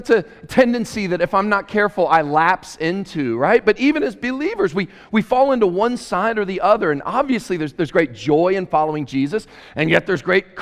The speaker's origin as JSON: {"language": "English", "town": "Murray", "region": "Kentucky", "country": "United States", "tie": "born or raised there", "also_born_or_lived": "Queens, New York City", "moved": "yes", "lives_now": "Cullman, United States", "said": "I grew up in Murray, Kentucky in a small town"}